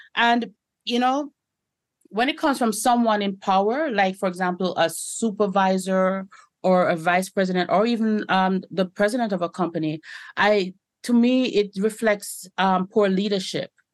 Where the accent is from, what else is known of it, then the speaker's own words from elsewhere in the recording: Canada; I identify as a Jamaican Canadian